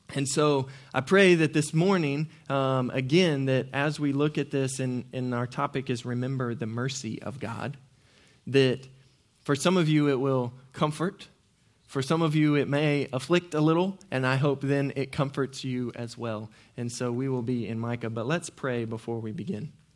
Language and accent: English; Norman, Oklahoma, United States; I grew up in Norman, Oklahoma